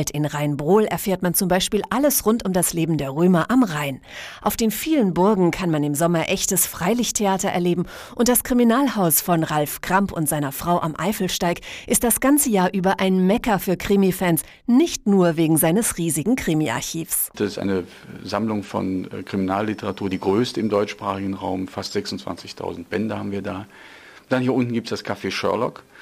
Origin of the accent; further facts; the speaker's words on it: Netherlands; German is a second language; Wir kommen aus Holland und machen eine Wanderung hier vor vier Tagen.